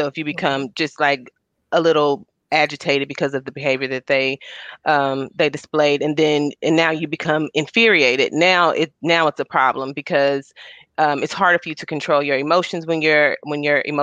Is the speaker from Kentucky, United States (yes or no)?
yes; Hopkinsville, Kentucky, United States; I'm from Hopkinsville, Kentucky